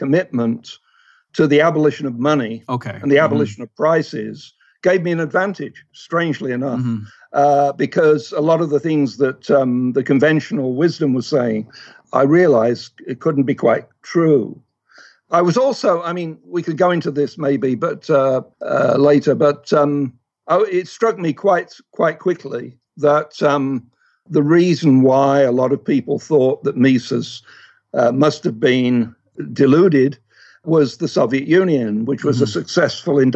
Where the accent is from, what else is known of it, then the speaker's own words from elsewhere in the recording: England, United Kingdom; moved away; I grew up in England, although I'm of Scottish extraction